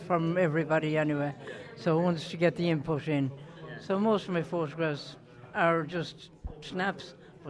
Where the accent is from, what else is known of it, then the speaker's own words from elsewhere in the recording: Cullahill, Leinster, Ireland; Well, I'm from Leash, Culler Hill.